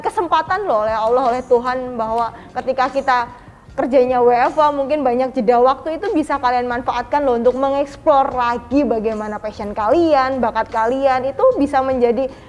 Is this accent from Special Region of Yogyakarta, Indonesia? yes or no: no; Klaten, Central Java, Indonesia